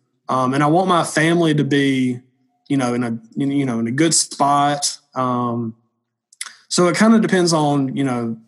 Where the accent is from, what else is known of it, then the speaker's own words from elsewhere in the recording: the South, United States; I'm from the South.